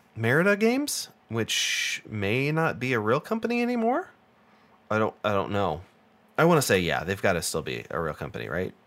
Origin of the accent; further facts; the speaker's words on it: United States; I'm American